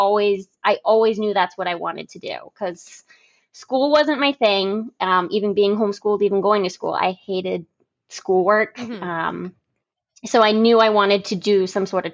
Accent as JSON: {"language": "English", "town": "Concord", "region": "New Hampshire", "country": "United States", "tie": "born or raised there", "said": "I moved around a little bit, you know, when I was younger, but mostly in the Concord area"}